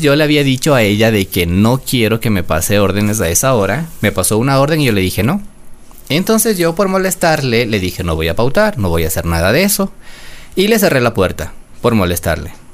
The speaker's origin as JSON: {"language": "Spanish", "town": "Quito", "region": "Pichincha", "country": "Ecuador", "tie": "born or raised there", "said": "yo nací en Quito, de madre quiteña, de padre quiteño"}